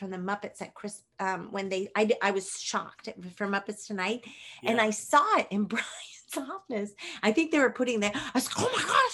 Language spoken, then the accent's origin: English; Bay Area, Northern California, United States; moved away; I'm from the Bay Area. I am from Northern California, which is different than Los Angeles.